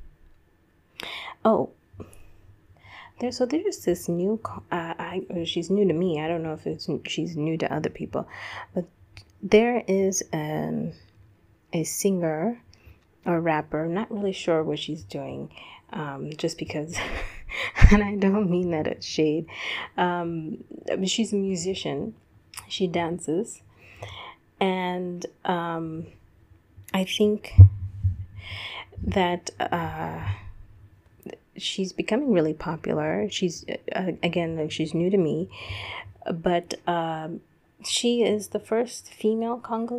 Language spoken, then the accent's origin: English; United States; growing up in the United States